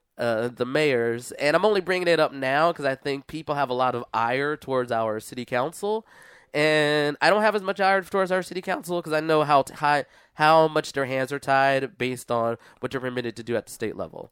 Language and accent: English; Philadelphia, Pennsylvania, United States; I come from Philadelphia